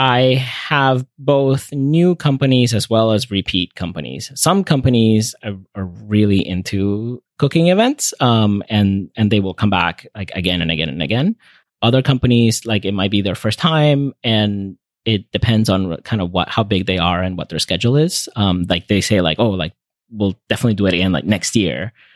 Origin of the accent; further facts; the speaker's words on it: Venezuela; moved away as an adult; also born or lived in North Carolina, United States; now in United States; I grew up in Venezuela, and so I, when I came to the U S for college, I, I missed my family's home cooking